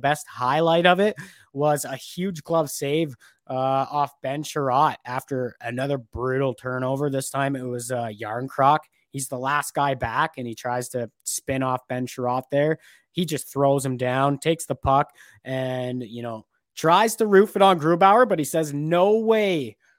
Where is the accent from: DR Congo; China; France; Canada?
Canada; Ontario; These are the most familiar teams, I think, we were accustomed seeing growing up in Ontario there.